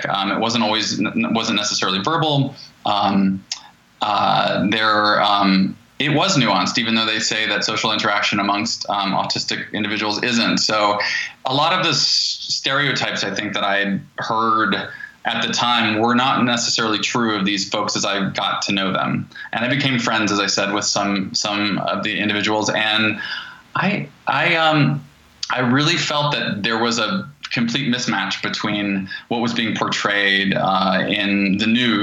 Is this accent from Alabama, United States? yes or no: no; Asheville, North Carolina, United States; I grew up in Asheville, North Carolina.